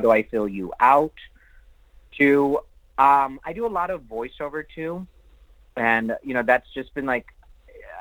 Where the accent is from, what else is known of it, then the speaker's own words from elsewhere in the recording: Naperville, Illinois, United States; moved away as an adult; also born or lived in Aurora, Illinois / Chicago, Illinois; now in Los Angeles, United States; I'm a Chicagoan. I'm a suburbanite outside of Chicago. I grew up in Aurora and Naperville.